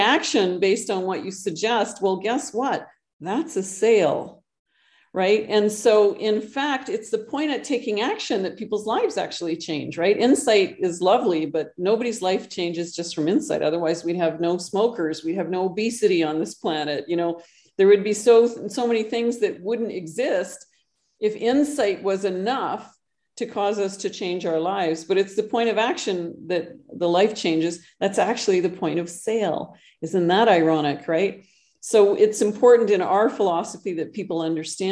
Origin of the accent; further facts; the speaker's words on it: Canada; moved away as an adult; now in Costa Rica; I actually live in Costa Rica. I'm originally from Canada, but I moved south several years ago.